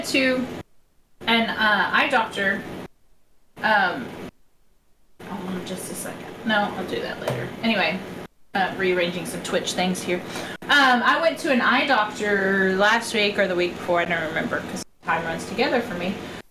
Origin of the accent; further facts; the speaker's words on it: Texas, United States; accent: Texas; me and my Texas accent